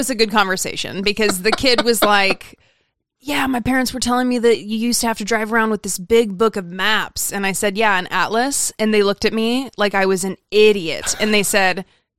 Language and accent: English; Idaho, United States; now in Southern California, United States; I remember when I moved to Southern California from Idaho and I got lost on the freeway and I like came home crying and I was like, I can't do this.